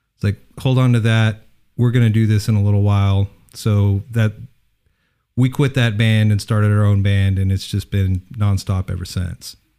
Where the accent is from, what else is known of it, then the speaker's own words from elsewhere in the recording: Odessa, Texas, United States; moved away; Originally Odessa